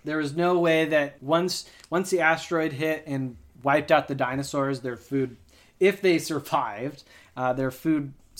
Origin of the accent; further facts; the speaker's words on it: Texas, United States; Hey, I'm from Texas. I talk how I want.